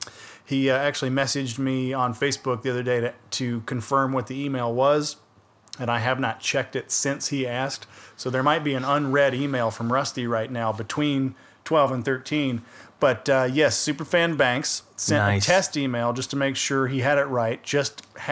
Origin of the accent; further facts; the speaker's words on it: Conyers, Georgia, United States; This is just an accent. I'm from Conyers.